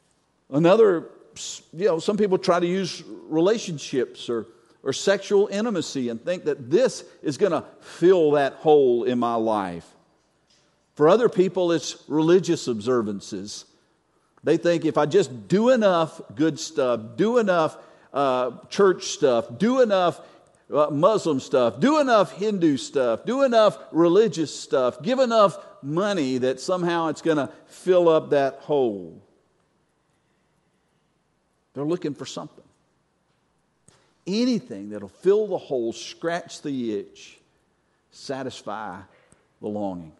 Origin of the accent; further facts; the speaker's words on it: North Carolina, United States; I'm from North Carolina